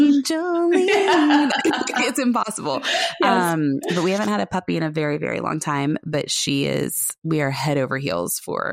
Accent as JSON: {"language": "English", "town": "Knoxville", "region": "Tennessee", "country": "United States", "moved": "yes", "said": "I'm from Knoxville."}